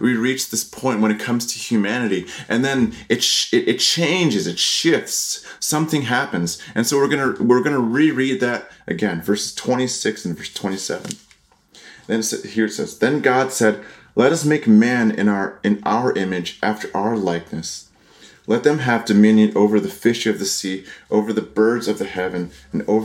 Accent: Connecticut, United States; also born or lived in Taiwan; I grew up in Connecticut

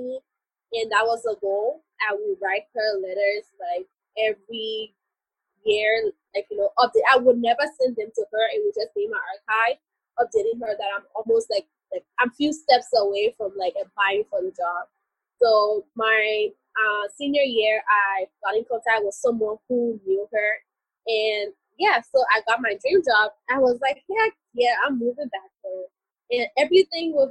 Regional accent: Liberia; moved away as an adult; also born or lived in San Diego, United States; I am from Liberia. I just moved back recently

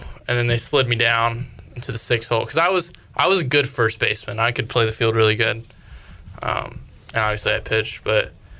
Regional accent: Rockwell, North Carolina, United States; I grew up in Rockwell, North Carolina. It's out there in Salisbury.

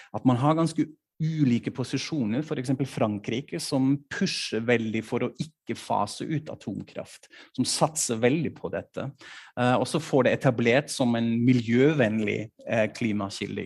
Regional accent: Norway; now in Germany; hjemlandet mitt

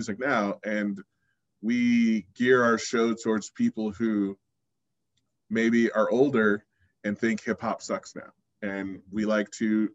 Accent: Bay Area, California, United States; now in Reno, United States; I'm from the Bay Area

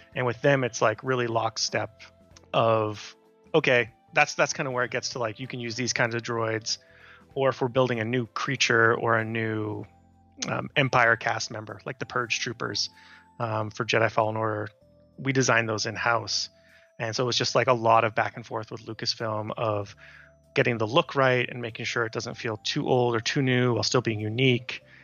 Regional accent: Canada; moved away as an adult; now in United States; for me as a Canadian, it's being able to go to hockey games for cheap

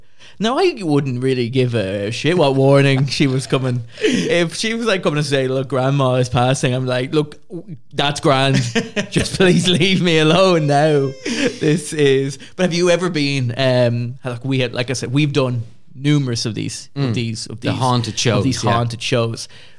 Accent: Ireland; we are Irish

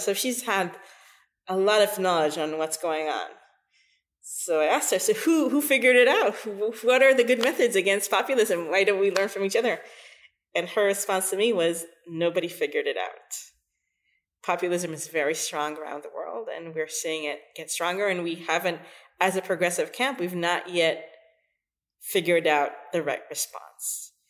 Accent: Jerusalem, Jerusalem District, Israel; I was born in Jerusalem to a really secular Israeli family.

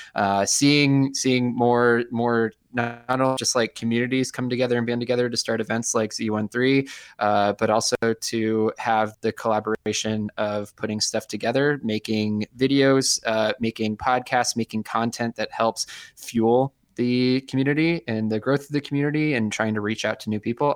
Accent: Ann Arbor, Michigan, United States; now in Rochester, United States; I was born in Ann Arbor, Michigan. I moved away

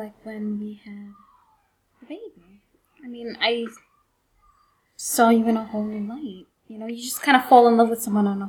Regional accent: New York City, New York, United States; I grew up in Bushwick in the 80s and, crack hit and it was a volatile place to live, but I was also very much sheltered.

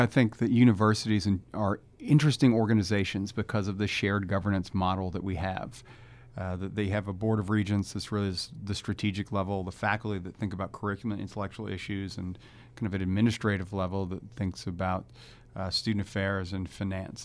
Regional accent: New Orleans, Louisiana, United States; moved away; I'm from New Orleans

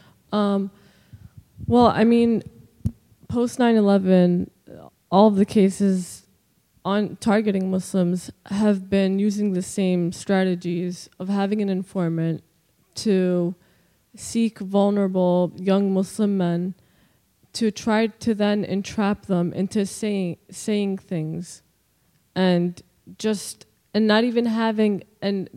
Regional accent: New Jersey, United States; I'm from South Jersey

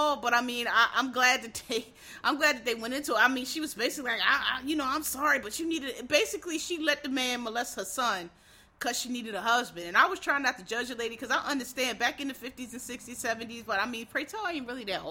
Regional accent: Philadelphia, Pennsylvania, United States; I'm from Philly, so it's a little different

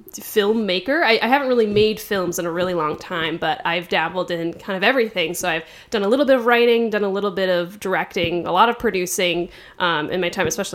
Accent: East Coast, United States; moved away as an adult; now in Los Angeles, United States; I'm originally from the East Coast.

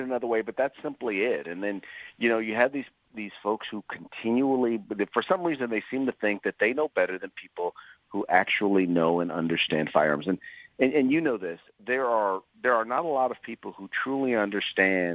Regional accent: Northern California, United States; I hail from Northern California

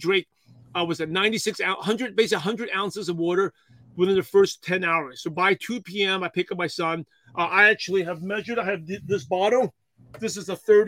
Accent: New York City, New York, United States; English is a second language; I'm a shy, quiet Asian kid from Brooklyn, New York

